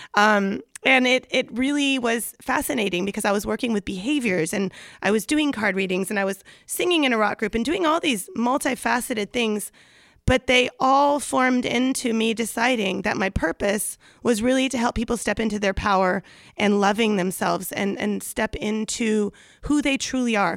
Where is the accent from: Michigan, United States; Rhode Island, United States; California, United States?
California, United States; Los Angeles; accent: Valley Girl; I'm from the San Fernando Valley, so you may hear a little Valley Girl accent that comes out accidentally.